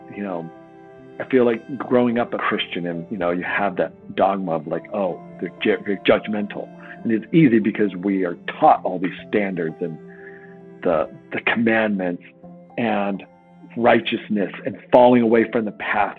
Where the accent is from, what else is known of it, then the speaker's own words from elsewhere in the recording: Oregon, United States; I grew up in Oregon